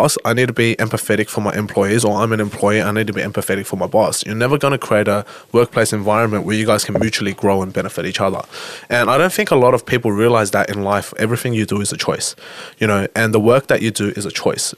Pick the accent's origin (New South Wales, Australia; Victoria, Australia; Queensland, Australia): New South Wales, Australia; Sydney; accent: Aussie; I was actually born in Australia